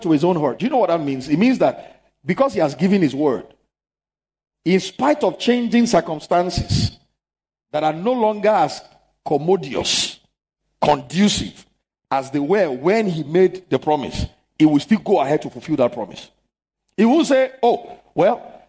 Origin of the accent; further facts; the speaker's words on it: Lagos, Nigeria; There are places I knew growing up in Lagos